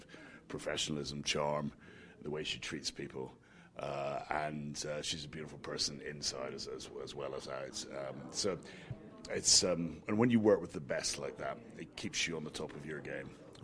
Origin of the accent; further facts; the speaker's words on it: Scotland, United Kingdom; I'm Scottish